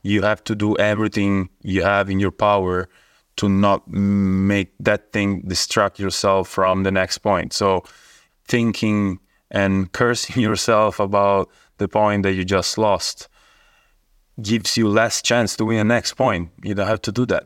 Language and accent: English; Rome, Lazio, Italy; I'm from Italy. I was born in Rome